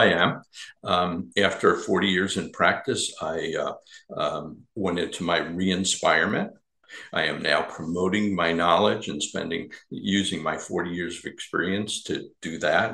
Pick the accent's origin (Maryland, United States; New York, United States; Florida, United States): New York, United States; I grew up in New York